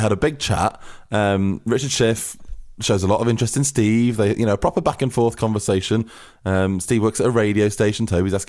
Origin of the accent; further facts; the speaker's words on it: Manchester, North West England, United Kingdom; And …, I'm from Manchester.